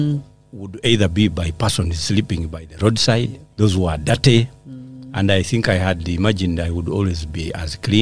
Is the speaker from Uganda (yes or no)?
yes; Masaka district, Central Region, Uganda; born or raised there; also born or lived in Kalungu